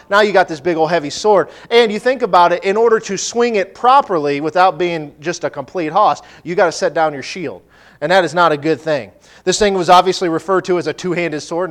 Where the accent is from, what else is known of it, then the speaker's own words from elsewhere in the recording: Nebraska, United States; I'm from Nebraska.